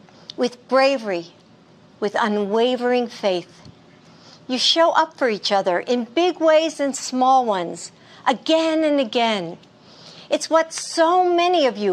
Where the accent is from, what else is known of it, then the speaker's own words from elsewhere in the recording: United States; as an American